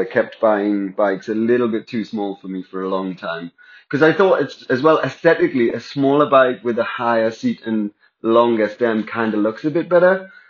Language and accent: English; Newcastle upon Tyne, North East England, United Kingdom; But I come from Newcastle. Newcastle's like 10 years behind London